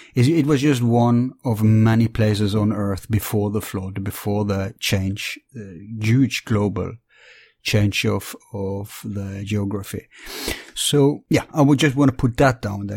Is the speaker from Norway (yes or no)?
yes; Bergen, Vestland, Norway; my hometown, Bergen